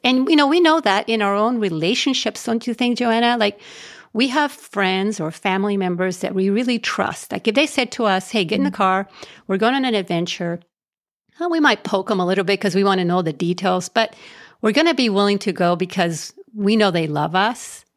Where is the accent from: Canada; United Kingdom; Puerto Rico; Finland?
Puerto Rico; I was raised in Puerto Rico, um, out in the country, poor, poor kid, poor family.